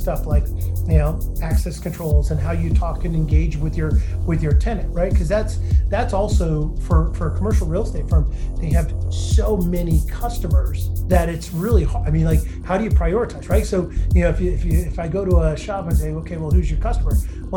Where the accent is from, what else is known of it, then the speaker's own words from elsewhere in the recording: New Hampshire, United States; I grew up in New Hampshire, part of a real estate family